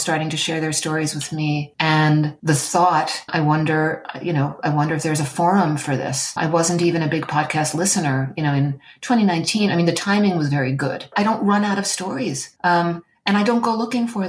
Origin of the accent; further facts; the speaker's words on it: New York City, New York, United States; I was born in New York City.